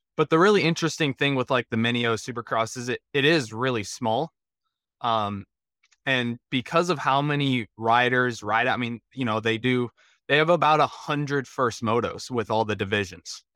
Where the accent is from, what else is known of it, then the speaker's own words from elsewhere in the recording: Colorado, United States; I grew up in Colorado, um, kinda out east of, uh, the Denver area, so out there in the plains